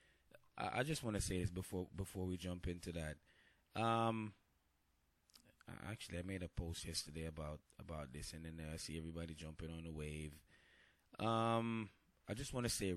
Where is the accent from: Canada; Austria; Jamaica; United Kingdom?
Jamaica; I'm Jamaican